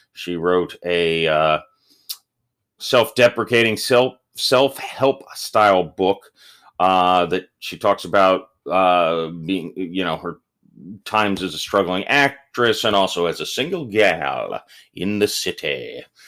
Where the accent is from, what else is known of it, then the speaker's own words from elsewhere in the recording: Florida, United States; I'm from the South